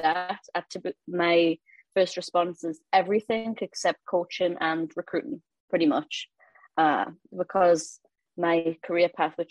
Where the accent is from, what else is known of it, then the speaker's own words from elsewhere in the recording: Newcastle upon Tyne, North East England, United Kingdom; moved away as an adult; also born or lived in Louisiana / Dubuque, Iowa / Idaho; now in Baton Rouge, United States; I'm from Newcastle, born and raised. Before I left England, I'd never really left Newcastle